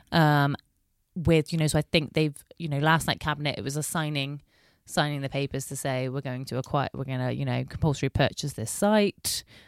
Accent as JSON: {"language": "English", "town": "Bristol", "region": "South West England", "country": "United Kingdom", "tie": "born or raised there", "said": "I am born and bred in Bristol."}